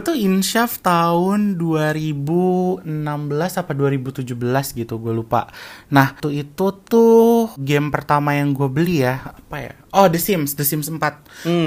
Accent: Jakarta, Indonesia; moved away as an adult; also born or lived in Depok; now in Kuala Lumpur, Malaysia; gue lahir di Jakarta

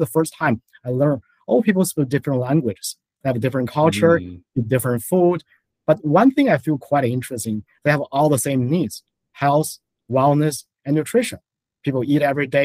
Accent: China; now in New York City, United States; I was born and raised in China, so first generation immigration to the U.S.

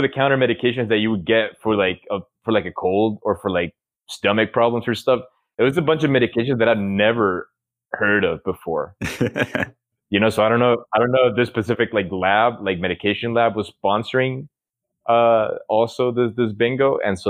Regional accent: Honduras; moved away; growing up in Honduras

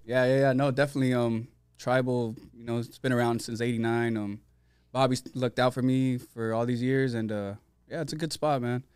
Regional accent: San Diego, California, United States; also born or lived in Tijuana, Mexico; I'm from South San Diego. Um, born in S D, then we lived in T J for a little bit

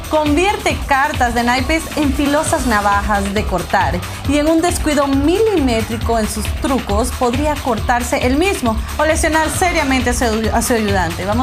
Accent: Colombia; soy colombiana y, venezolana, venezolana exactamente, sudamericanas

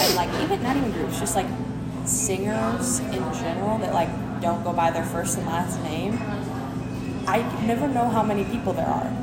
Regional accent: United States; I am an American

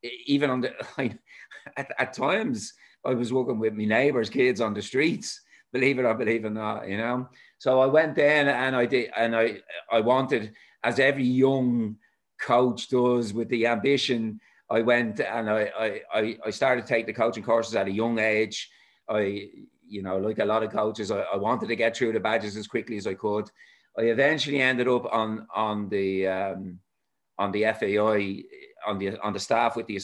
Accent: Dún Laoghaire, Leinster, Ireland; I'm a Dunleary man, and I started as a schoolboy player

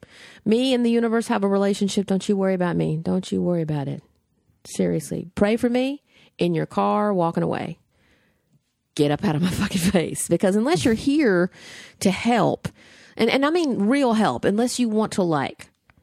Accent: the South, United States; I grew up in the South. I have been the person on the other side of the door.

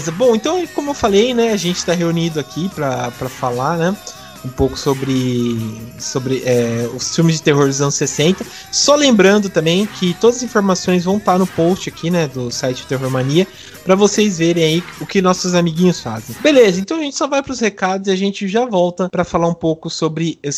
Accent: Mogi Guaçu, São Paulo, Brazil; Sou de Mogi Guaçu.

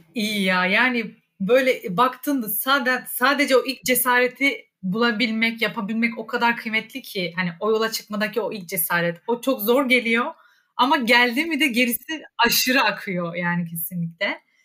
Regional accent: Rize Province, Turkey; moved away; ben yani Rize'deyken e, aslında dediğin gibi hani o mesela Laz müziği, Lazca müzikler, Lazca eski türküler hani böyle e, hep hayatım içinde olan

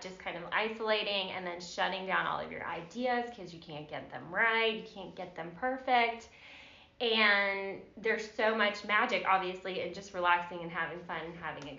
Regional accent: Virginia, United States; now in Georgia, United States; I'm from Virginia

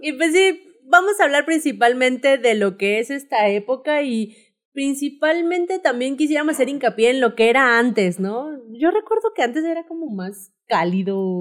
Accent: Mexico; somos mexicanos

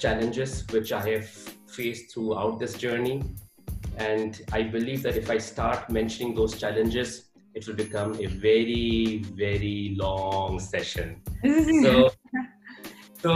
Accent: Pakistan; moved away as an adult; also born or lived in Hamburg, Germany; now in Munich, Germany; I was born and raised in Pakistan.

